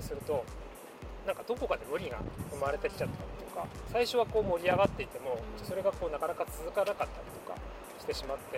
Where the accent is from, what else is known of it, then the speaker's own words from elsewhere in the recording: Nagano, Japan; now in Tokyo, Japan; 僕はあの長野県出身なので